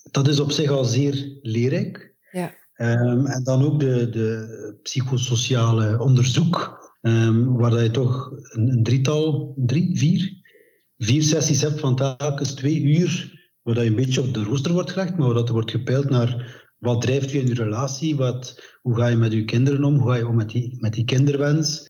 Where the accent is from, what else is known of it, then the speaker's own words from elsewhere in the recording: West Flanders, Belgium; Ik ben van West-Vlaanderen